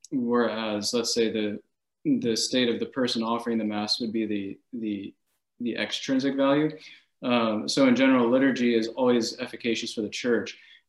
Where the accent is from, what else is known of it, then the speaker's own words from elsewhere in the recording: Jacksonville, Florida, United States; for those of you who do not know me. And I grew up in Jacksonville, Florida, and I was homeschooled.